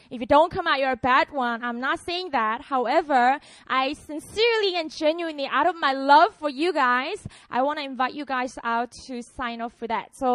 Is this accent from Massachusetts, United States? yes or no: no; New Philadelphia, Ohio, United States; because I'm from New Philly, and many of you go there